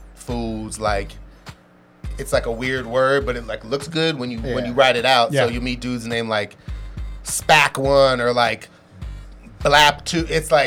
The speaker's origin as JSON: {"language": "English", "town": "San Francisco", "region": "California", "country": "United States", "said": "I got a lot of history in Excelsior, man. I'm from Fillmore, but I got a lot of love out here."}